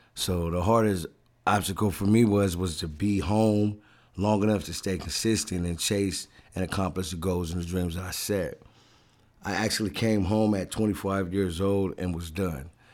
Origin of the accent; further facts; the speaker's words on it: Oceanside, California, United States; I'm born and raised in Oceanside, the northern part of San Diego, which is in California